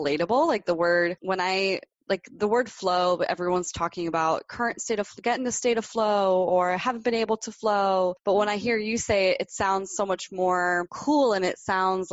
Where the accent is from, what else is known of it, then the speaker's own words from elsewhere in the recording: Miami, Florida, United States; moved away as an adult; I was born and raised in Miami, Florida